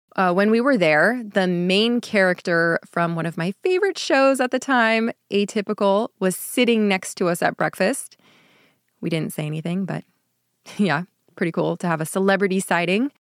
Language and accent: English; California, United States; Growing up in the United States, or at least in California